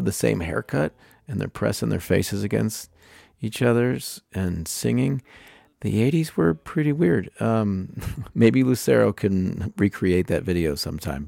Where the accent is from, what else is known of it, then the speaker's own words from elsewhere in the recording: Pennsylvania, United States; now in Denver, United States; We're both from Pennsylvania. We've both been music writers in the Denver, Boulder area